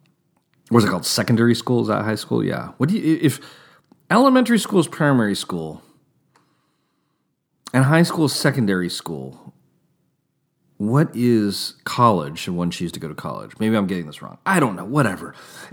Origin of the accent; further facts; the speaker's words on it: California, United States; I know when I was a youth growing up in Northern California, it was very trendy to be anti-establishment, anti-mainstream, anti-corporate.